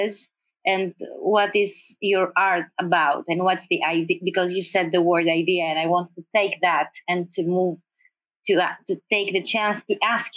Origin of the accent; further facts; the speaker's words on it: Greece; moved away; I'm not living in Greece. We're both living in Europe outside of our country